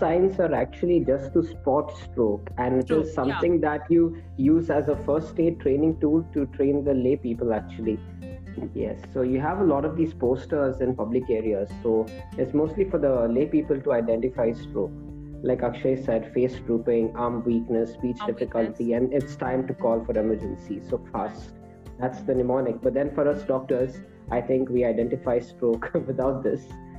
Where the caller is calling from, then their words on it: Mangalore, Karnataka, India; I'm tuning in from Mangalore.